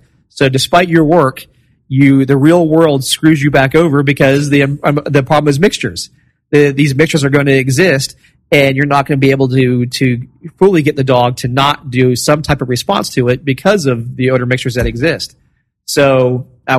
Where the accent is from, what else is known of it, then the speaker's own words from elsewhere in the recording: Florida, United States; I'm from Florida.